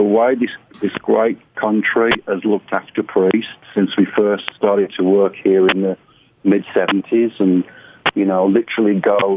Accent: United Kingdom; As a British metalhead from a British heavy metal band

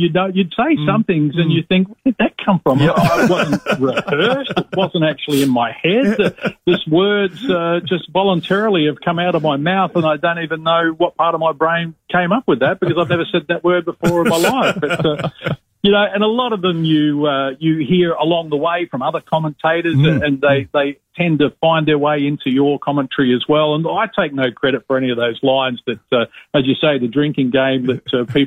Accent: Broken Hill, New South Wales, Australia; my sporting career growing up in Broken Hill

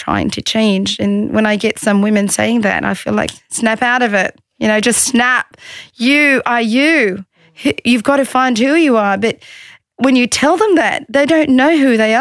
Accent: Australia; also born or lived in Egypt; I was born and raised in Australia, but I did live in Egypt for 5 years when I got married

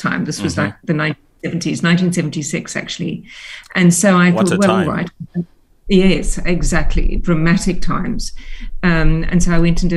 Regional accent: Cape Town, Western Cape, South Africa; also born or lived in United Kingdom; I grew up in Cape Town. My parents immigrated to South Africa when I was seven. And so I really, you know, I did all my schooling in South Africa.

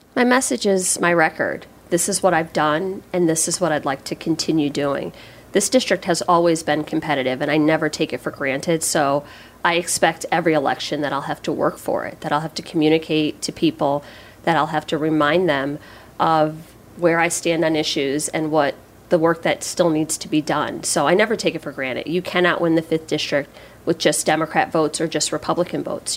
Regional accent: Waterbury, Connecticut, United States; I grew up right here in Waterbury

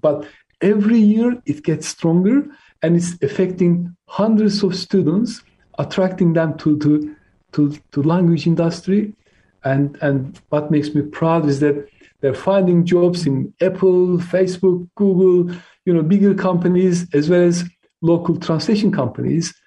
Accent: Turkey; born or raised there; first language Turkish; English is a second language; moved away as an adult; now in United Kingdom

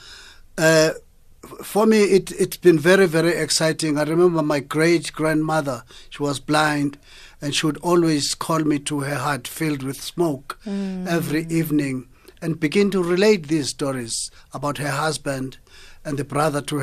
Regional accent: South Africa; our culture as South African people is underrated

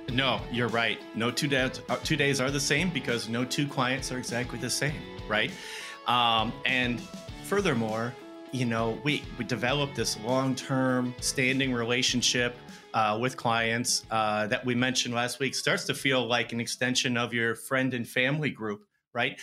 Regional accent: Madison, Wisconsin, United States; moved away as an adult; also born or lived in Minneapolis / Phoenix; I grew up in Madison.

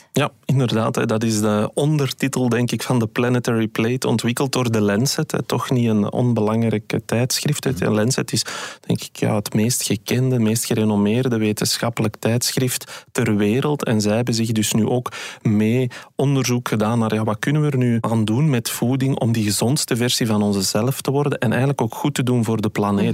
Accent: Belgium; wij als Belgen

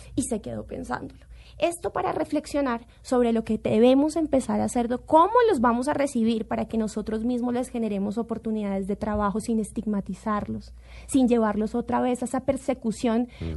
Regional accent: Colombia; como colombiana

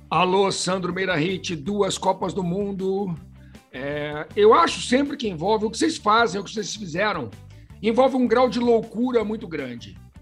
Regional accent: Brasília, Federal District, Brazil; Eu sou de Brasília, quando eu cresci em Brasília

